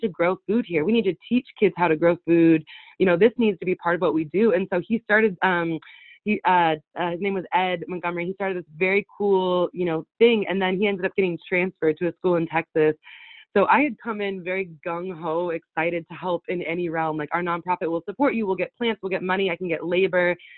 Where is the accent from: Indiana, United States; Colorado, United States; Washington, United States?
Washington, United States; Winlock; I was born and raised in Winlock, the town that I came back